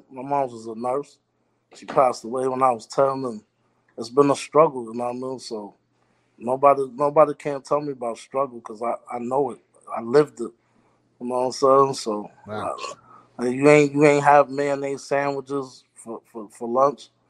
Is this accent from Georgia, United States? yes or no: no; New York City, New York, United States; moved away as an adult; also born or lived in Belize; now in Atlanta, United States; I've been in New York all my life. I live in Brooklyn all my life. I'm not from I'm not from America, period. But uh, my mom brought me to New York when I was one one years old, and um, I, I grew up in Brooklyn my whole life.